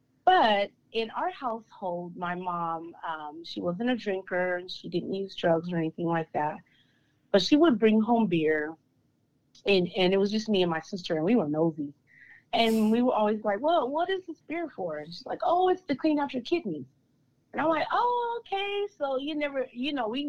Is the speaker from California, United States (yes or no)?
yes; Stockton, California, United States; So I was born and raised in Stockton, California